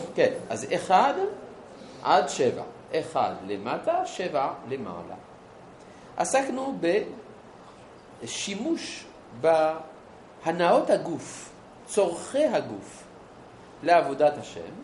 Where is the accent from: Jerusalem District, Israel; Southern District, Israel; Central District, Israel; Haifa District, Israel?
Jerusalem District, Israel; Jerusalem; אני ירושלמי